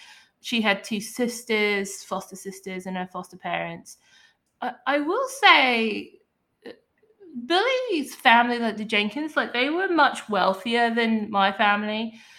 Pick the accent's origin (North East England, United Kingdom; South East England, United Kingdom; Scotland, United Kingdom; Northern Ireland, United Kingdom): South East England, United Kingdom; Hastings; now in United States; So this actually took place in my hometown of Hastings, England, East Sussex. If you're just listening and you were wondering what was up with my voice and why I sound like an extra from Oliver Twist, I'm British.